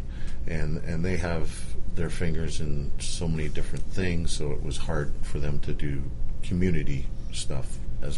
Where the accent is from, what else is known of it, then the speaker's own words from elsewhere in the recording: Canada; moved away as an adult; now in Atlanta, United States; growing up in Canada from when I was 18 to 28